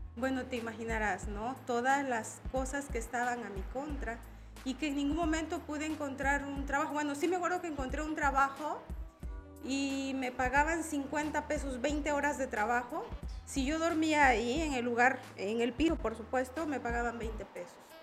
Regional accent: La Libertad, El Salvador; moved away as an adult; now in Tuxtla Gutiérrez, Mexico; Yo soy una mujer migrante, soy salvadoreña, soy del Departamento de la Libertad del Salvador.

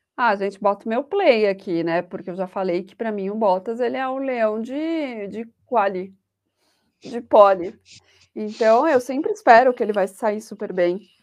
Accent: Brazil; eu sou aquele tipo de brasileira

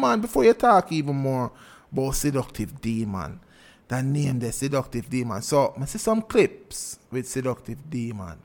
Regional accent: Jamaica; as Jamaicans

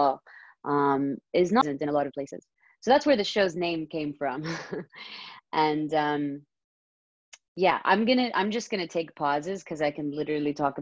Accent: Saudi Arabia; moved away as an adult; now in Los Angeles, United States; I'm from Saudi Arabia. I was born and raised there, and I moved to LA coming up 6 years now.

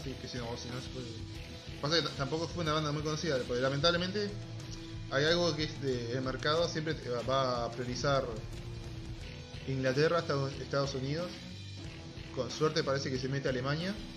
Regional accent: Uruguay; como somos uruguayos

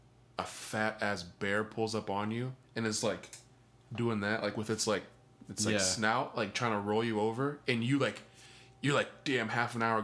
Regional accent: Midwest, United States; we're from Midwest

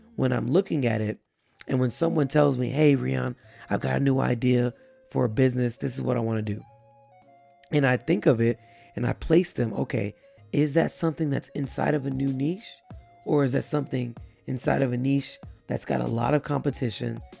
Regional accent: Texas, United States; I'm in an area here in my hometown

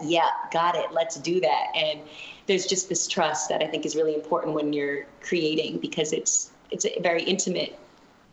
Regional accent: Boston, Massachusetts, United States; now in Los Angeles, United States; that's where I'm from. I'm from Boston

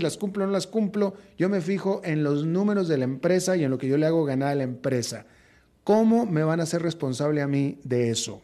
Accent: Mexico; moved away as an adult; also born or lived in United States; now in Costa Rica; yo que soy mexicano y que viví tantos años en México, después tantos años en Estados Unidos

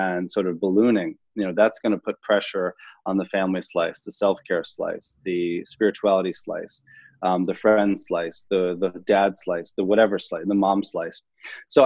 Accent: Long Island, New York, United States; I grew up in Long Island

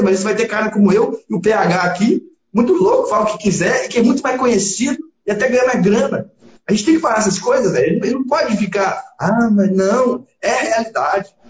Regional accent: Belo Horizonte, Minas Gerais, Brazil; now in Sete Lagoas, Brazil; Sou, nasci em Belo Horizonte, mas a minha família é de Sete Lagoas

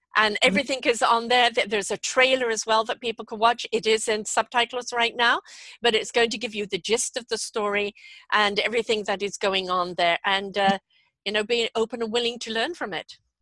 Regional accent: England, United Kingdom; I'm English

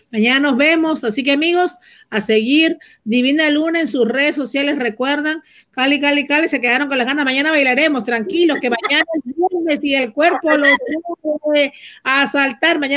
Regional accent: Venezuela; Hola, buenas noches. … soy de Venezuela

